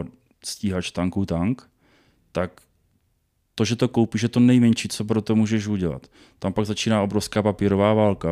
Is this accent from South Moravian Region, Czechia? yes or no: yes; Brno, South Moravian Region, Czechia; Já jsem teda z, z Brna